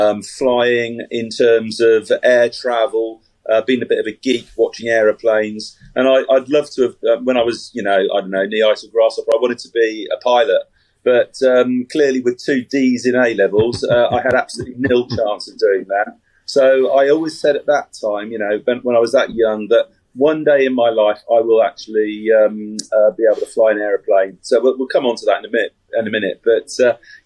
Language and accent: English; Reading, South East England, United Kingdom; born and brought up in Reading, very much Berkshire based all the way through.